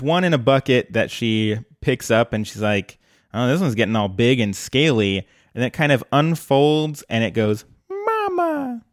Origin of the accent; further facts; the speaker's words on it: Colorado, United States; now in Portland, United States; growing up in Colorado